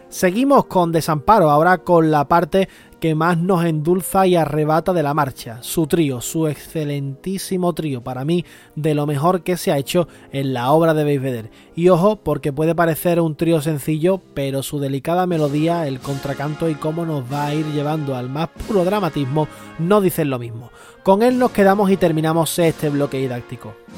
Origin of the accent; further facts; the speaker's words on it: Cádiz, Andalusia, Spain; a mí como buen gaditano